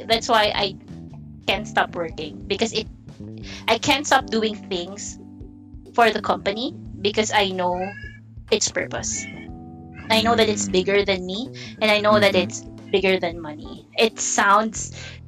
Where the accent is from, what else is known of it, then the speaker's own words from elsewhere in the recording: Bicol Region, Philippines; moved away as an adult; now in Metro Manila, Philippines; I'm new here in the metro because I'm a probinsyana, so I'm from Bicol